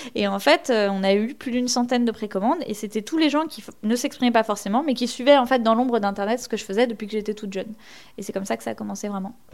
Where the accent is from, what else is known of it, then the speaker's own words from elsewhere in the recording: Rémalard, Normandy, France; moved away as an adult; now in Paris, France; j'ai grandi euh, du coup en Normandie, en Basse-Normandie précisément